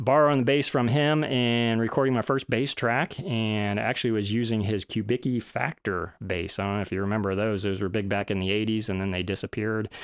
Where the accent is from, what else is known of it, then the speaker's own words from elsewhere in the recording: Florida, United States; also born or lived in Boston / Georgia; ended up back in Florida for a little while. That's my home. I'm from Florida